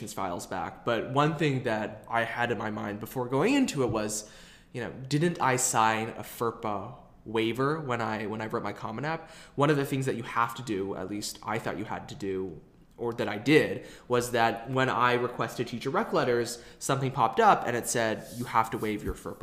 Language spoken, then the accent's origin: English; Dallas, Texas, United States